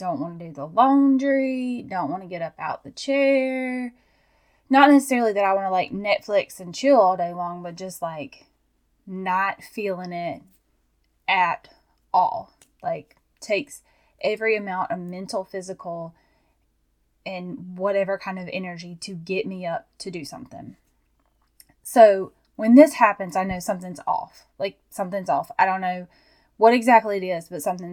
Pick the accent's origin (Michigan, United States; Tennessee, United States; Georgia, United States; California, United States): Georgia, United States; I'm from Georgia